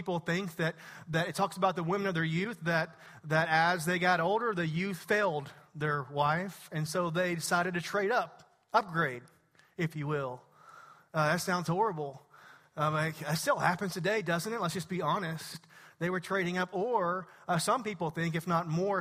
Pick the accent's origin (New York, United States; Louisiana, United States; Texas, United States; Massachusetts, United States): Texas, United States; East; I'm from East Texas